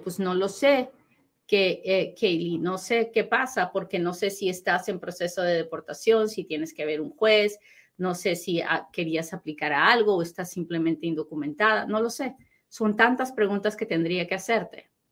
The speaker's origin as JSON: {"language": "Spanish", "country": "Peru", "moved": "yes", "lives_now": "United States", "said": "he tomado la decisión de agarrarme de mis raíces peruanas"}